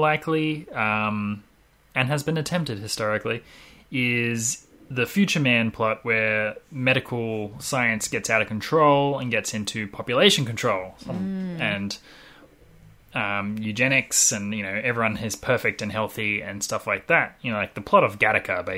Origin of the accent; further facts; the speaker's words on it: Australia; We're Australian.